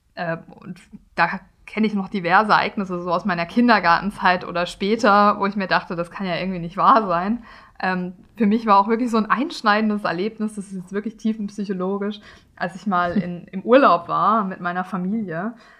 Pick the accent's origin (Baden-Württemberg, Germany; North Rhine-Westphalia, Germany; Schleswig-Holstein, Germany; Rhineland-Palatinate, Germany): Baden-Württemberg, Germany; Karlsruhe; Karlsruhe, wo ich auch aufgewachsen bin.